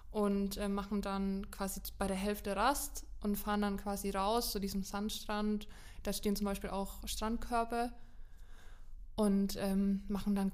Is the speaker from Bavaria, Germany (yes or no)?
yes; Lower Franconia, Bavaria, Germany; Also ich komme ja aus Unterfranken und das näheste Gewässer bei mir, was eigentlich überall vertreten ist, ist der Main.